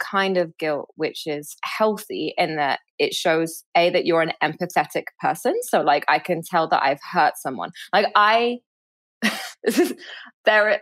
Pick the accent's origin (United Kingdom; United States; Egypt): Egypt; Cairo, Cairo Governorate; I grew up in Cairo